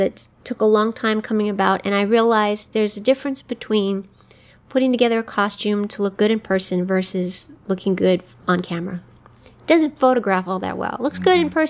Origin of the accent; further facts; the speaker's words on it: United States; I am Native American, so I think of myself as red skin already, but...